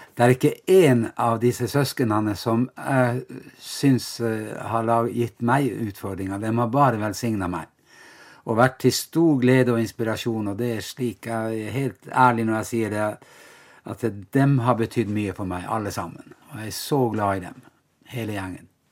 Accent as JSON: {"language": "Norwegian", "town": "Vestre Jakobselv", "region": "Finnmark", "country": "Norway", "tie": "born or raised there", "said": "så er jeg jo da fra Vestre Jakobselv, en liten bygd ved Vadsø"}